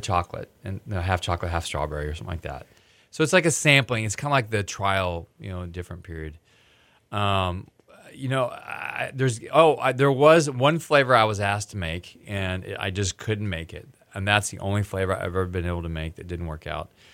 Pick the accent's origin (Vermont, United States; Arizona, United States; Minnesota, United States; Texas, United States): Texas, United States; I'm from Texas, and I was the only American gonna be there.